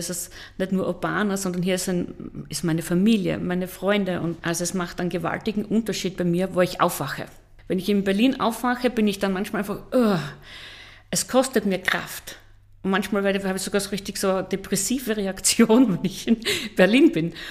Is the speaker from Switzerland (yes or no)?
no; Schönberg, Styria, Austria; Genau in Schönberg bei Oberdorf am Hocheck. Also wer das nicht kennt, der kennt vielleicht Kirchberg an der Raab. Das heißt, ja, schönste und tiefste Oststeiermark.